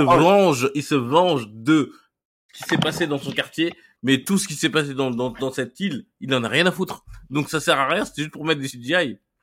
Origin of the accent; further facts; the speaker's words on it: Mali; moi, je suis malien.